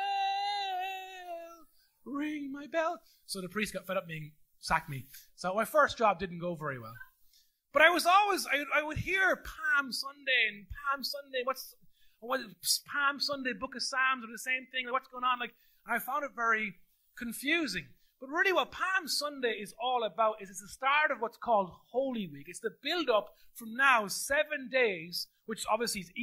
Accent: The Curragh Camp, County Kildare, Ireland; born or raised there; accent: Midland lilt; also born or lived in Carlow; now in Navan, Ireland

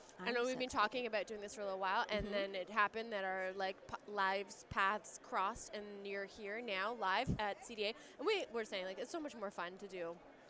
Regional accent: Canada; I'm from Canada

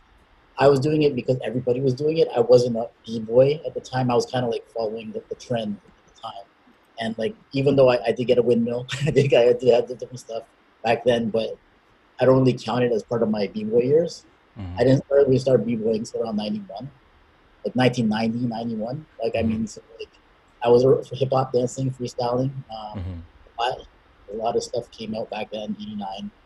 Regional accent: Toronto, Ontario, Canada; I'm from Scarborough, which is the east of Toronto

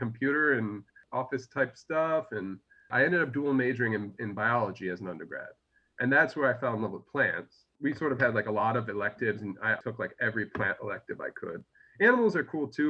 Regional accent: Syracuse, New York, United States; I'm from Syracuse originally

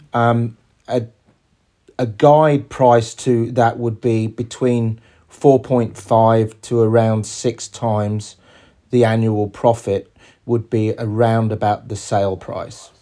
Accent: England, United Kingdom; moved away as an adult; also born or lived in New York; now in Australia; We're both English

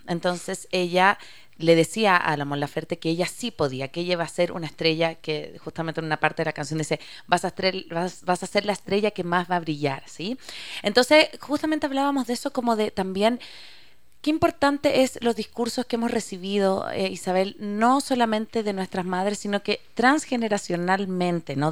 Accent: Chile; moved away as an adult; yo soy chilena

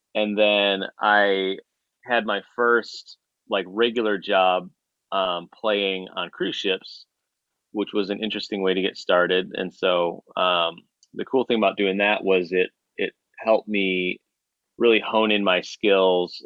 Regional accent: Chicago, Illinois, United States; now in Nashville, United States; I grew up in Chicago

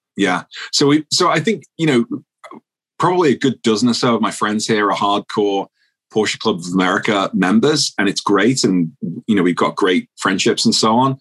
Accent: United Kingdom; moved away as an adult; now in Minneapolis, United States; I'm a Brit.

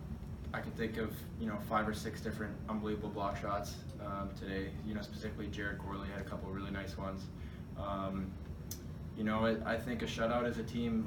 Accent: Boston, Massachusetts, United States; moved away; growing up in the Boston area

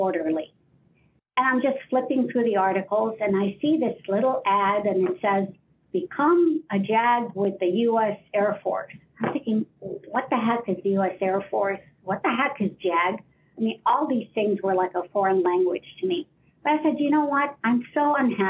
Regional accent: Ohio, United States; moved away; I'm originally from Ohio

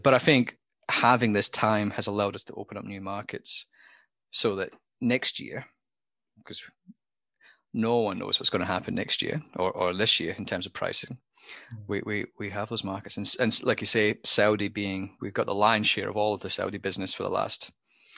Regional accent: Scotland, United Kingdom; now in Australia; as a Scotsman

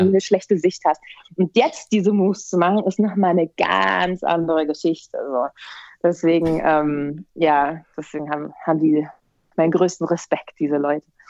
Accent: Berlin, Germany; wie ich groß geworden bin, es war eigentlich also ein sozial schwache, schwaches Pflaster

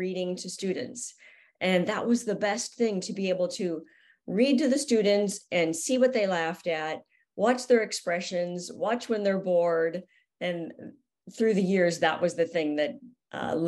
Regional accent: Southern California, United States; growing up in Southern California, I knew about skateboarding. It's everywhere here

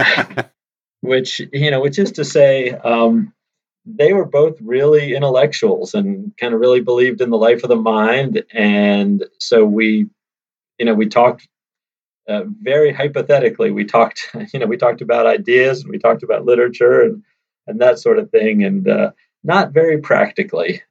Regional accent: suburban Maryland, United States; also born or lived in Washington, D.C. / southern Vermont; now in Vermont, United States; I was born in D.C., actually, and my parents were both teachers. And before I was born, they bought an old farmhouse in southern Vermont to use as a summer place. So, from the time I was born, I spent the school years in suburban Maryland

